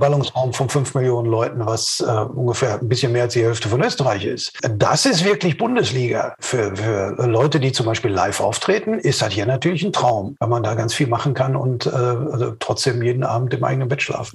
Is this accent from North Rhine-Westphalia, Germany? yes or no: yes; Bochum, North Rhine-Westphalia, Germany; obwohl ich hier seit 55,5 Jahren lebe